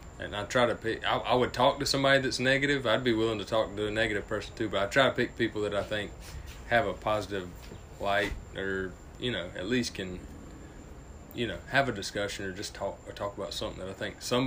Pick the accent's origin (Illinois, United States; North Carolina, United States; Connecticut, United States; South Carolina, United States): South Carolina, United States; Greenwood